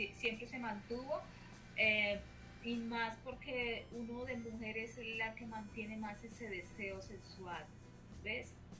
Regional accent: Colombia; Colombia, que, es mi tierra, que no la voy a olvidar

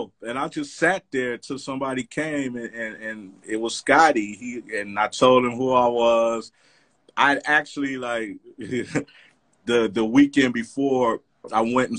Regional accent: Los Angeles, California, United States; born or raised there; also born or lived in Compton / Inglewood / Pacoima

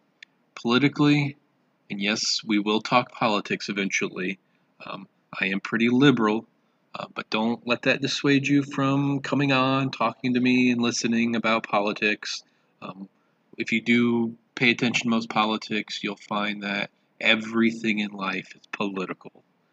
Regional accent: Michigan, United States; also born or lived in southern Indiana; now in Indiana, United States; I grew up in Michigan and southern Indiana and have lived in central Indiana for the last 20 years or so.

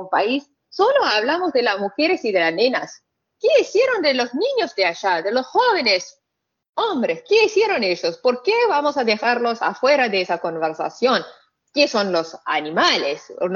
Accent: Saudi Arabia; Spanish is a second language; moved away; also born or lived in Pakistan; yo me viví ahí, 20 años de mi vida, crecí ahí

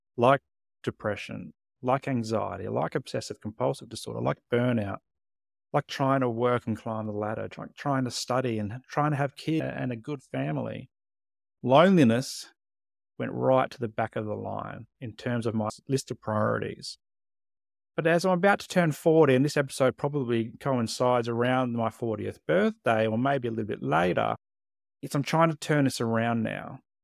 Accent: Adelaide, South Australia, Australia; moved away as an adult; also born or lived in Tasmania / Queensland / Canberra / Hobart; grew up in Adelaide, South Australia, but since two thousand six, I've lived in the Australian capital territory

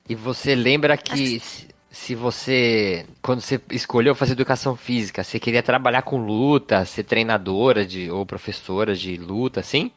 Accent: São Paulo, Brazil; sou de São Paulo

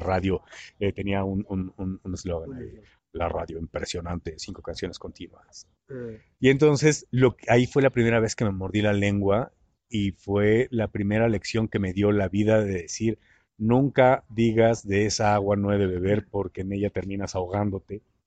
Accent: Mexico City, Mexico; moved away as an adult; also born or lived in Puerto Escondido; vengo de la Ciudad de México

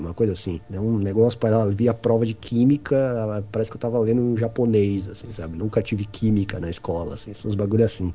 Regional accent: São Paulo, Brazil; Sou nasci no Grajaú, Zona Sul de São Paulo, extremo sul de São Paulo. Morei lá até os meus 19 anos

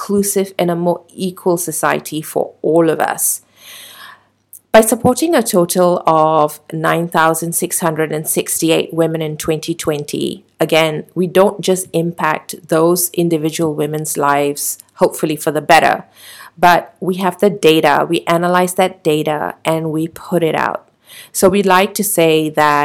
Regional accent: Malaysia; we as the Malaysian public

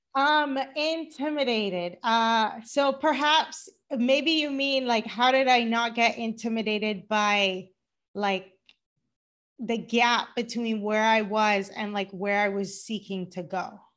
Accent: Cayman Islands; moved away as an adult; also born or lived in Georgia, United States / Boston, United States; now in Los Angeles, United States; I live in Los Angeles, but I'm originally from the Cayman Islands.

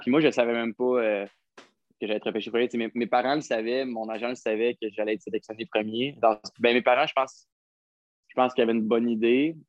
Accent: Gatineau, Quebec, Canada; j'ai grandi à Gatineau

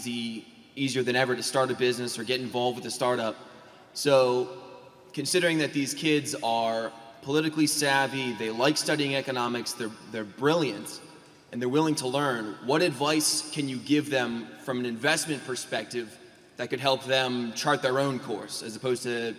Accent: Arlington, Virginia, United States; I'm an entrepreneur from Arlington, Virginia.

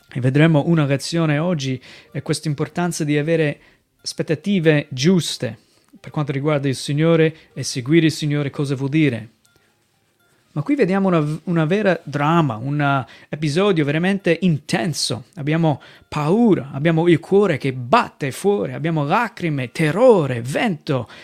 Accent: United States; Italian is a second language; moved away as an adult; also born or lived in Venice Mestre, Italy; now in Mestre, Italy; vengo dagli Stati Uniti

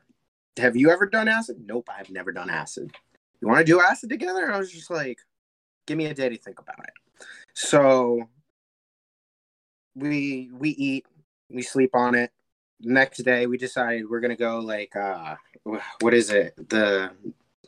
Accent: New York, United States; it was the first time I'd ever left the East Coast. I'm from New York

